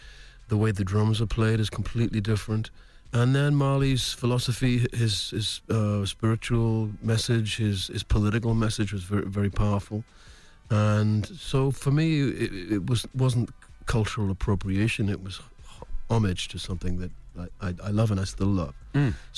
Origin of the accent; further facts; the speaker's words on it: England, United Kingdom; I was brought up in England in the 50s and 60s, and we had a very influential West Indian community.